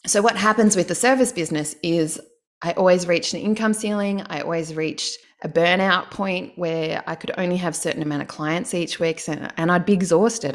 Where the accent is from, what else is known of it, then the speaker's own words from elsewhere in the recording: Canberra, Australian Capital Territory, Australia; I'm from Canberra, so all the Canberrans, they get public service jobs